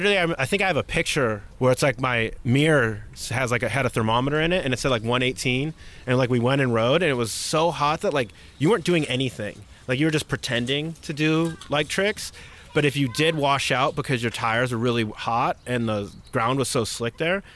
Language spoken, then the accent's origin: English; Chicago, Illinois, United States; In Chicago.